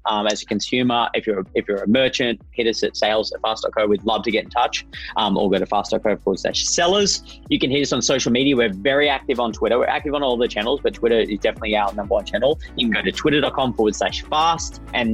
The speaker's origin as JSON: {"language": "English", "country": "Australia", "said": "I am Australian, as you can hear"}